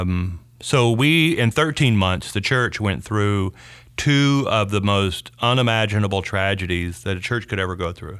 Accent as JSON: {"language": "English", "region": "North Louisiana", "country": "United States", "tie": "born or raised there", "also_born_or_lived": "Shreveport / Dallas-Fort Worth", "moved": "as an adult", "said": "I grew up in North Louisiana"}